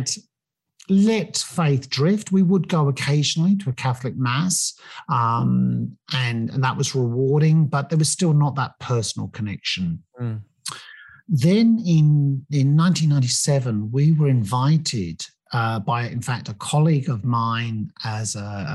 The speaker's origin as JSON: {"language": "English", "region": "England", "country": "United Kingdom", "tie": "born or raised there", "moved": "yes", "said": "you probably may have picked up from the accent that I grew up in England"}